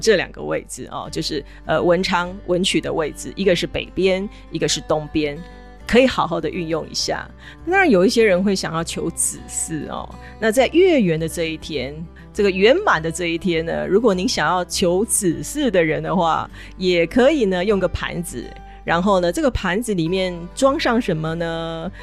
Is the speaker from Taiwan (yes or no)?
yes; Taiwan; 我们台湾人